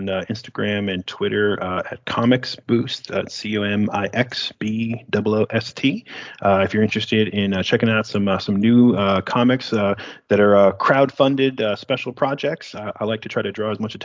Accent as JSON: {"language": "English", "town": "Niagara Falls", "region": "New York", "country": "United States", "tie": "born or raised there", "moved": "yes", "lives_now": "Texas, United States", "said": "Growing up in Niagara Falls, like we'd go to Love Canal"}